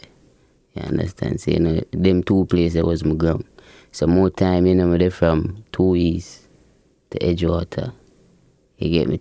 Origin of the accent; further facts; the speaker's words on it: Portmore, Saint Catherine, Jamaica; Greater Portmore